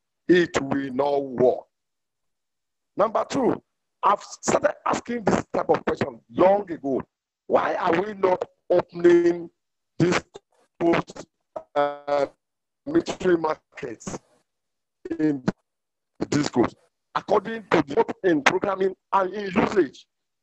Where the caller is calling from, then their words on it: Ibadan, Oyo, Nigeria; I am calling from Ibadan.